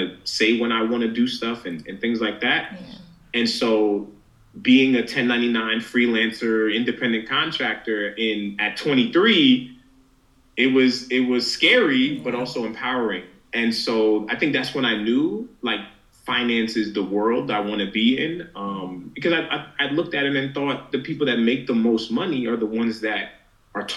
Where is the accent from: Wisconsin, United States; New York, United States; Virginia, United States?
New York, United States; New York City; First generation Nigerian, born in Queens, New York.